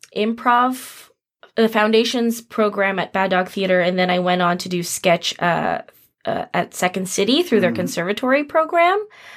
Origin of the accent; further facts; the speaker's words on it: Philippines; Which I don't know, like as a Filipino artist, before I got together with the Titas and started focusing more on Philippine work